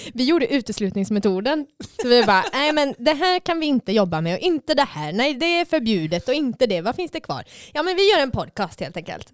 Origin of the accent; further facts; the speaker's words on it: Kalmar, Kalmar County, Sweden; moved away as an adult; now in Gothenburg, Sweden; Jag är från eh, Kalmar i Sverige